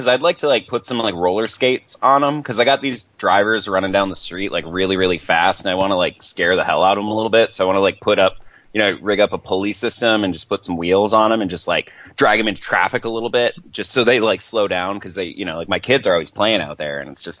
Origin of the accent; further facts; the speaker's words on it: California, United States; See, because I'm from California, like thus my number. And so like I'm always like, you know, I always think everything's a little bit farther away than it is out east here.